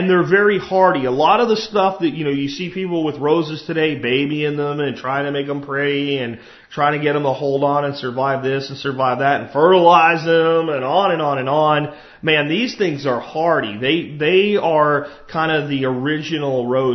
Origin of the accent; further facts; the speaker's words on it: Jacksonville, Florida, United States; an apartment complex I grew up in Jacksonville, Florida